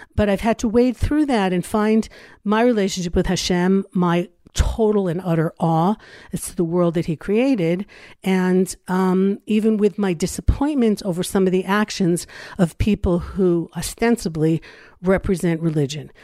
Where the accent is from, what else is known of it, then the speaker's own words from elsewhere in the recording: Los Angeles, California, United States; now in Israel; I grew up in Los Angeles